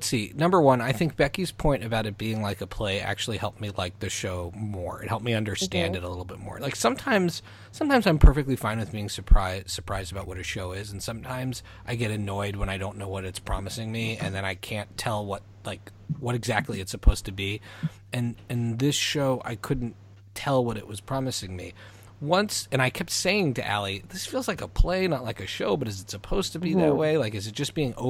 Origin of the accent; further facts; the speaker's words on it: Montreal, Quebec, Canada; growing up in Montreal when we grew up.